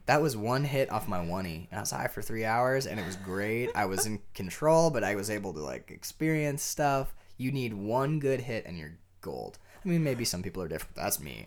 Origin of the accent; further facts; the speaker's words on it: United States; I'm an American